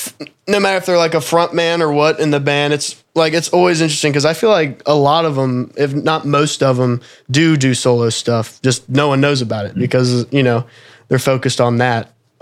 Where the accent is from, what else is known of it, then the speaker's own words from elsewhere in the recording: Erlanger, Kentucky, United States; I'm technically from Erlanger, which is like 15 minutes from Cincinnati.